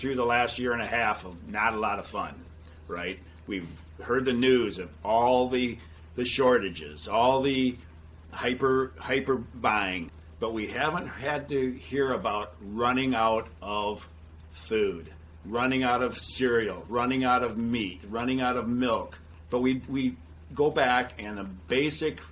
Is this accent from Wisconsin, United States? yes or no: yes; Beloit, Wisconsin, United States; moved away as an adult; now in Waterloo, United States; Debbie and I both grew up in Beloit, down the Illinois line, about an hour south of Waterloo, where we live now